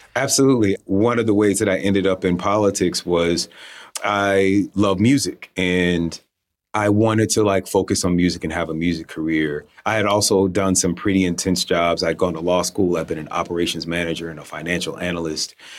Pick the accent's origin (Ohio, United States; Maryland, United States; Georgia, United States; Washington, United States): Georgia, United States; South Fulton, Fulton County, Atlanta area; my hometown